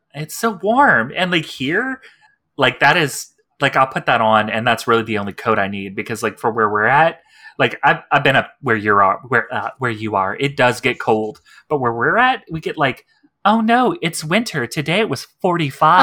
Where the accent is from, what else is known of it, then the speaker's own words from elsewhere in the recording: Texas, United States; as a trans woman, as a Texan